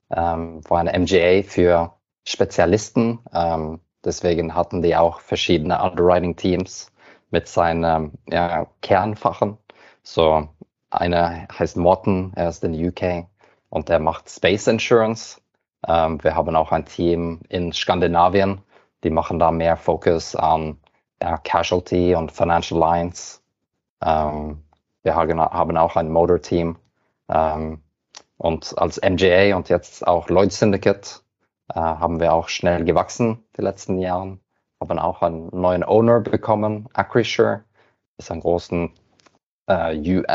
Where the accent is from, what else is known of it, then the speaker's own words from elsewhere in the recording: Norway; German is a second language; Wie du hörst, bin ich Norweger, deswegen muss ich immer mein Deutsch ein bisschen üben.